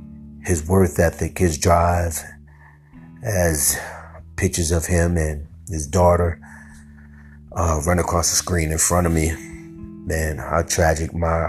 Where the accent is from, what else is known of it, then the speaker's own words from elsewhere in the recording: New Orleans, Louisiana, United States; also born or lived in Los Angeles; I'm from here, from New Orleans, man. Even though I was in college at the time, or graduated college at the time, out there on the West Coast